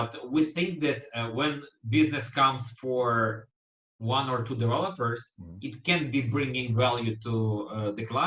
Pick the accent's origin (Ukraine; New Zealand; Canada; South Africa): Ukraine; I'm Ukrainian